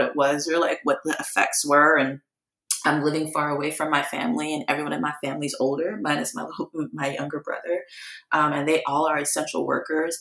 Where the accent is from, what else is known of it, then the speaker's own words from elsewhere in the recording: Memphis, Tennessee, United States; also born or lived in Guyana; now in Philadelphia, United States; I'm from Memphis